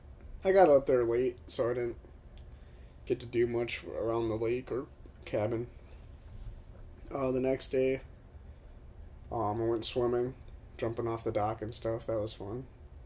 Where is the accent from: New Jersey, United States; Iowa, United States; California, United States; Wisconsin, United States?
Wisconsin, United States; from Wisconsin, I know my beers.